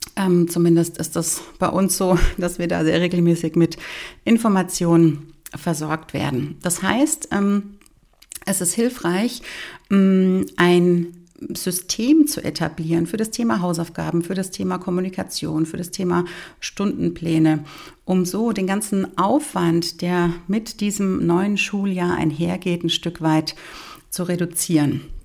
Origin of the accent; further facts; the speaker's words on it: Bavaria, Germany; bei uns in Bayern